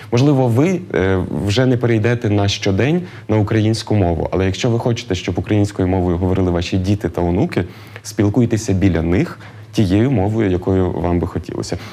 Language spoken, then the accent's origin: Ukrainian; Lviv, Lviv Oblast, Ukraine; як львів'янин справжній